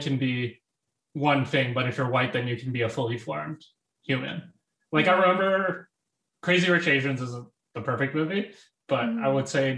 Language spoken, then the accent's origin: English; Calgary, Alberta, Canada; I grew up in Calgary, Alberta.